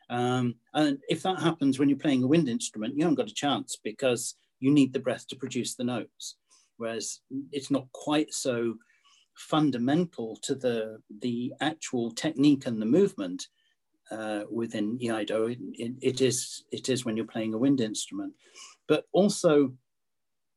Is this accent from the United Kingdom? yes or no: yes; United Kingdom; being British